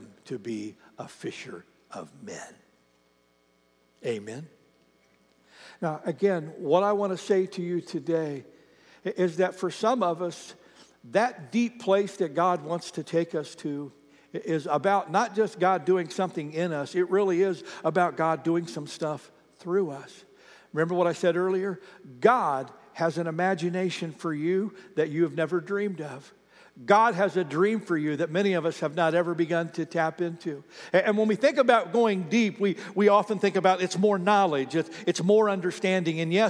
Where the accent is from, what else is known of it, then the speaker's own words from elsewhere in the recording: Ohio, United States; moved away; I have a friend that I grew up with back in Ohio